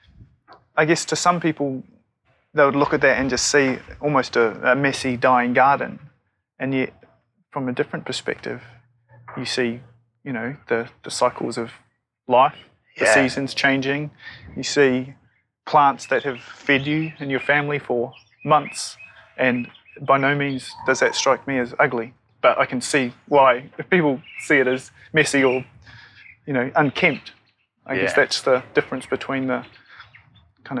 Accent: New Zealand; now in Australia; I'm a New Zealander living in Australia

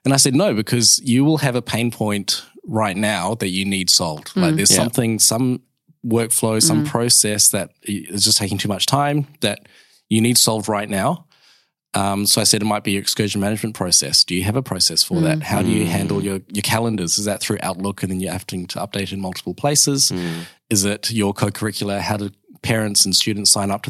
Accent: New Zealand; now in Perth, Australia; I'm a Kiwi

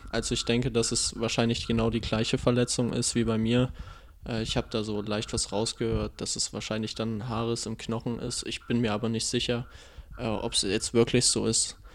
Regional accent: Erfurt, Thuringia, Germany; born there; Ja, das ist richtig, aber für einen Nachwuchs hatte ich gespielt gehabt für Erfurt.

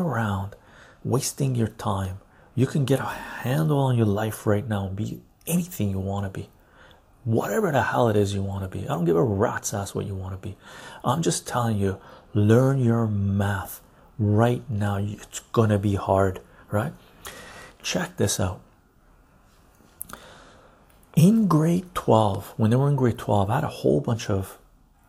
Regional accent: Canada; we're Canadian

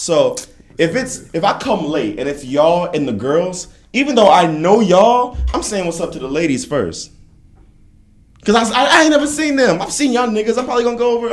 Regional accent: Indianapolis, Indiana, United States; I'm from Indianapolis

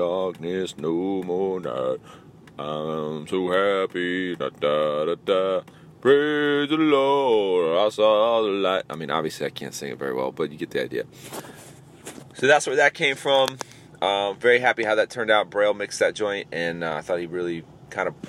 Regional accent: Tampa, Florida, United States; my hometown of Tampa, Florida

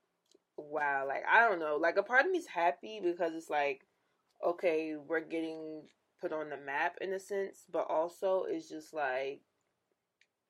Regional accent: Union, New Jersey, United States; I'm from Union though, North Jersey

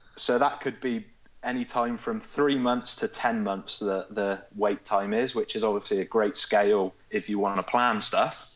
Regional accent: Hereford, West Midlands, United Kingdom; I'm from Hereford

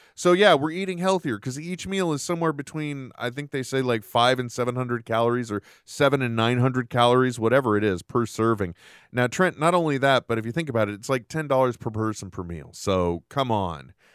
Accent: United States; an American citizen

